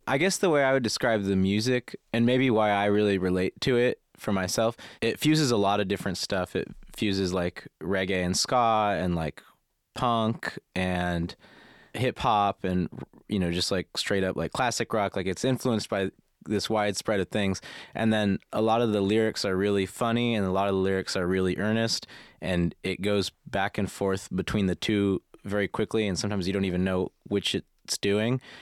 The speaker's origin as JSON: {"language": "English", "country": "United States", "said": "as an American with no distinct interest in architecture"}